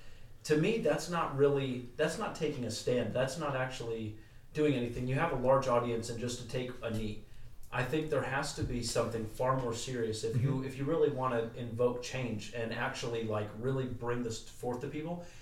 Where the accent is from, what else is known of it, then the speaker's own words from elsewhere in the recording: United States; as an American